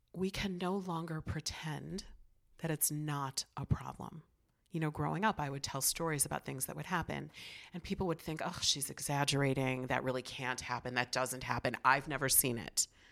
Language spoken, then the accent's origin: English; Chicago, Illinois, United States; also born or lived in New York; I grew up in the city of Chicago in the seventies